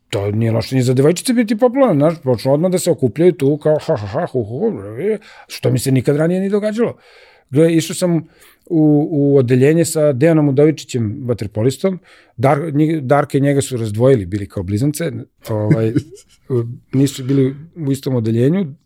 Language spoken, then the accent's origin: Croatian; Belgrade, Serbia; also born or lived in Libya; ja sam rođen u Mašala Tita broj 10, Kralja Milana. Tu, tu sam odrastao